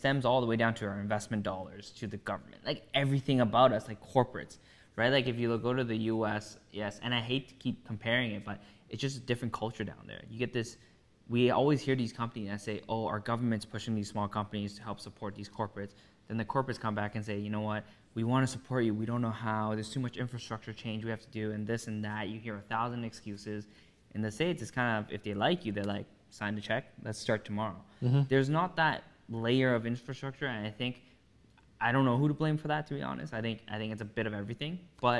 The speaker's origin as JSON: {"language": "English", "town": "Toronto", "region": "Ontario", "country": "Canada", "said": "We're not proud to be from a Vaughan, from a Markham, we're from Toronto."}